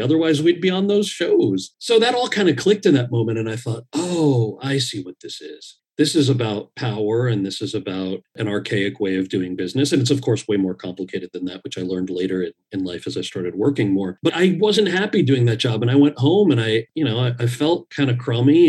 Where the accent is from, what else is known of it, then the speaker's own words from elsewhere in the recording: New Jersey, United States; moved away as an adult; also born or lived in Los Angeles; growing up in Jersey and then leaving to go pursue an acting career